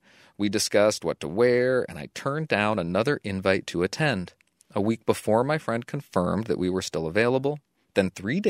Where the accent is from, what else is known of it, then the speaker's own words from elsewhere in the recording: Australia; Hi, Lizzie and Dan. I'm from Australia and have been listening to your show since about episode 50.